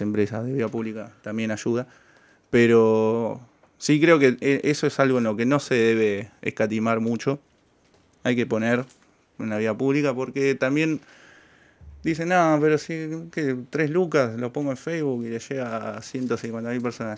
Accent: Santa Fe, Argentina; de Santa Fe

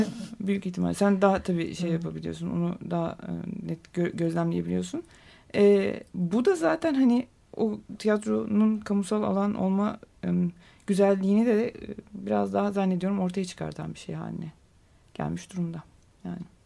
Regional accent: Adana, Turkey; now in Istanbul, Turkey; ben Adanalıyım

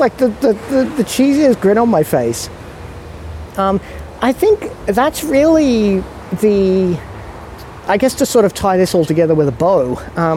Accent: Australia; also born or lived in Singapore; being in an Australian

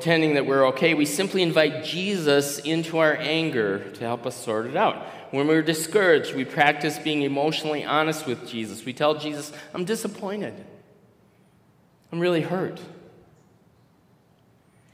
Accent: Minnesota, United States; maybe I'm from Minnesota

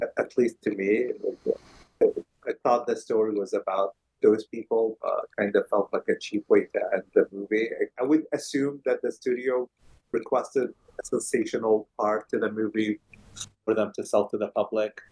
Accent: Kuwait; moved away; growing up in Kuwait

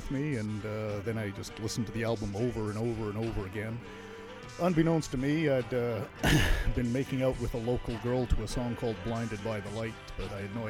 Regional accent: Whitehorse, Yukon, Canada; now in Toronto, Canada; I'm originally from Whitehorse, Yukon Territory.

